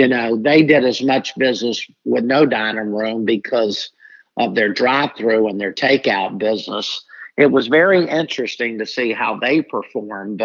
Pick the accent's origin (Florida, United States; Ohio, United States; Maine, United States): Florida, United States; Jacksonville; I'm born and raised in Jacksonville